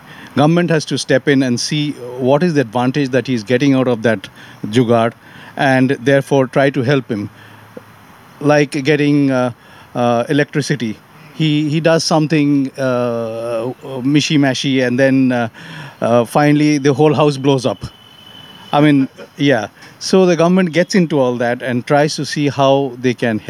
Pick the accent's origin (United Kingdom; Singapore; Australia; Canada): Singapore; I'm from south of India. I visit, actually I'm from Singapore, but I visit there 4-5 times a year to Chennai, which is in the south.